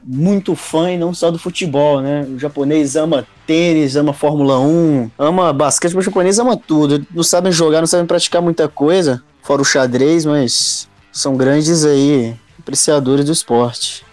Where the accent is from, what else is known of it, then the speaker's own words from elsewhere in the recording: Belo Horizonte, Minas Gerais, Brazil; eu sou aqui de Belo Horizonte